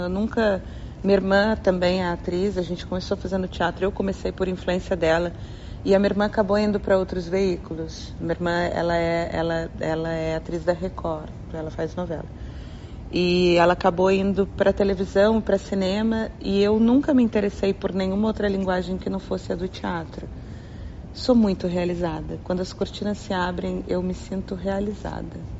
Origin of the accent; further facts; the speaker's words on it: Taubaté, São Paulo, Brazil; eu sou da terra de Mazarope, Monteiro Lobato, Hebe Camargo, Cid Moreira, Taubaté, interior de São Paulo. Foi onde eu nasci, tenho muito orgulho da minha terra